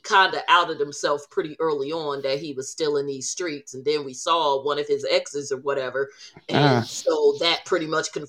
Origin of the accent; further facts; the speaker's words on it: New Jersey, United States; when people ask us where we're from, we say Jersey, and they say what exit.